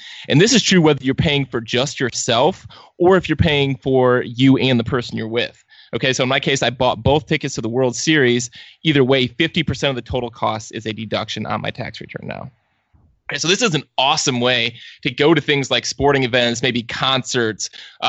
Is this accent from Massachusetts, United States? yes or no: no; Cleveland, Ohio, United States; I'm from Cleveland. I'm used to this.